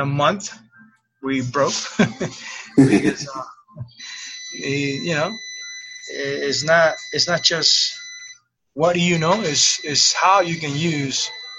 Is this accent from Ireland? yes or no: no; Cuba; also born or lived in Miami / Tampa; now in United States; I came from Cuba in 1994. My first 9 years, it was in Miami. And I felt that I haven't arrived yet to the U.S. So I kept going north. I arrived to Tampa in 2003.